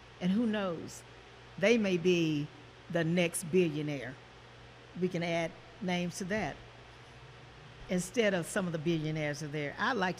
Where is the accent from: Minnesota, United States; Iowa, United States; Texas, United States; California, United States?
Texas, United States; Marshall; moved away as an adult; now in Kansas City, United States; I'm from Marshall, Texas